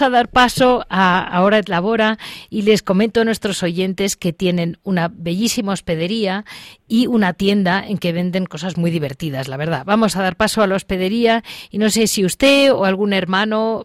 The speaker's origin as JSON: {"language": "Spanish", "region": "Andalusia", "country": "Spain", "said": "como andaluz"}